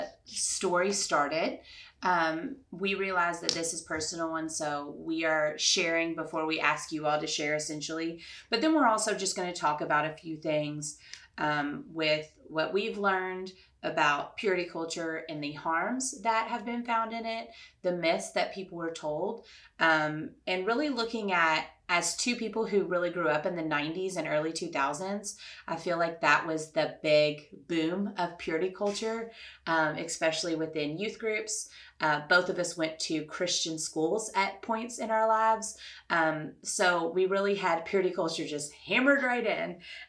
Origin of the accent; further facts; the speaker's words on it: Louisville, Kentucky, United States; I grew up in Louisville, Kentucky, which is a predominantly Catholic place